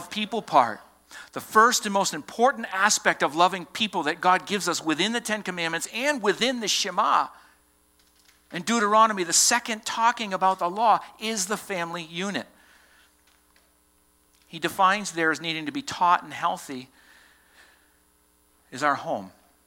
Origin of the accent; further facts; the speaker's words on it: Boston, Massachusetts, United States; accent: Southie; moved away; I said two words this morning that revealed that I come from Massachusetts